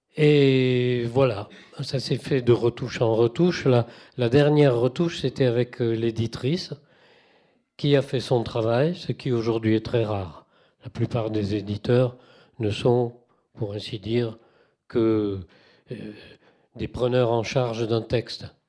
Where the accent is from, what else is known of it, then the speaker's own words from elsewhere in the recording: Toulouse, Occitania, France; moved away; j'ai quitté Toulouse 33 ans, j'ai compté, ça fait long, mais je suis quand même toulousain